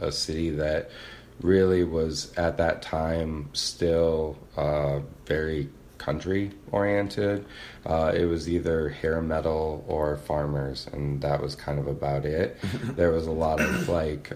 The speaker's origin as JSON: {"language": "English", "town": "Cedar Falls", "region": "Iowa", "country": "United States", "tie": "born or raised there", "said": "I grew up in Cedar Falls"}